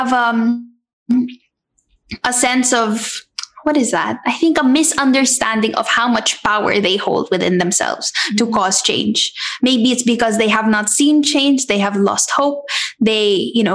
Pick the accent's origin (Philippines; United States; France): Philippines; a Filipina who loves the Philippines